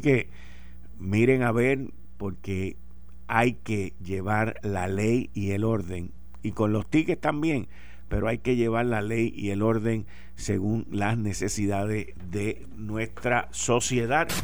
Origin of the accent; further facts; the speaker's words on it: Puerto Rico; somos los puertorriqueños